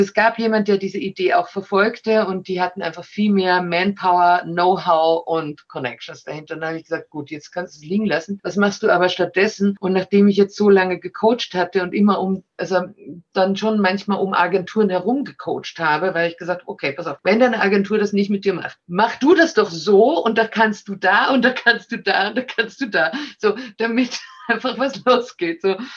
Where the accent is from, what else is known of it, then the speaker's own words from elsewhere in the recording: Austria; also born or lived in Germany; ich bin auch Österreicherin